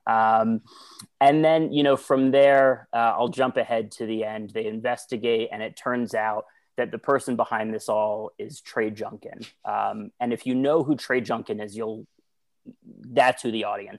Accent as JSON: {"language": "English", "town": "Washington", "region": "District of Columbia", "country": "United States", "tie": "born or raised there", "said": "I'm actually from DC originally, uh, born and raised throughout my entire childhood"}